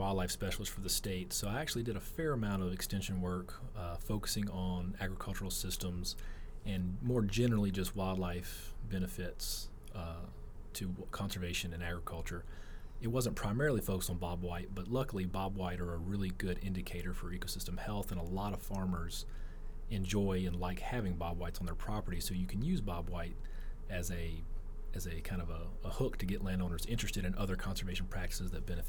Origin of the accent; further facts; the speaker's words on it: Louisiana, United States; I am from Louisiana.